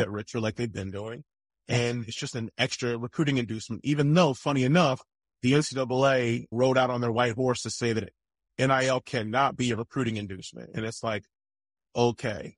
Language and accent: English; East Coast, United States; I grew up on the East Coast